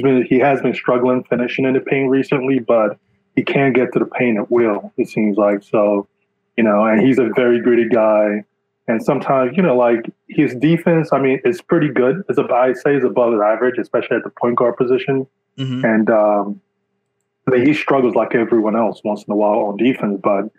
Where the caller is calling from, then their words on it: Jersey City, New Jersey, United States; I'm calling from Jersey City, New Jersey.